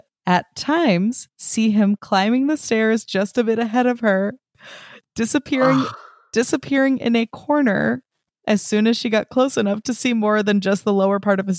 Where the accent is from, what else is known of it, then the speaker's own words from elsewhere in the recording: Brazil; English is a second language; because being born and raised in Brazil, I've never had any contact with the books.